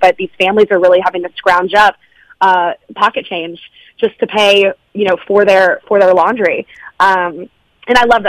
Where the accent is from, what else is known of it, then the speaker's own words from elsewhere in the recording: Jacksonville, Florida, United States; now in Nashville, United States; it's my hometown